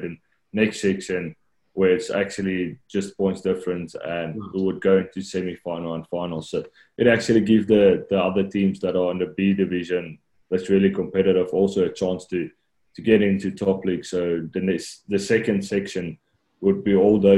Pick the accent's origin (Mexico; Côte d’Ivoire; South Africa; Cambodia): South Africa; moved away as an adult; now in Japan; as a South African